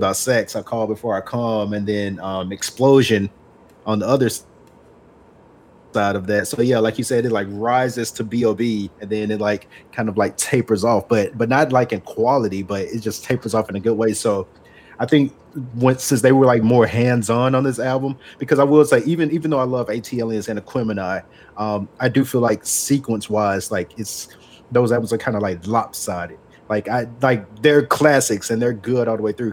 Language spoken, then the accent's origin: English; the South, United States; I am from the South. I've lived in the South my entire life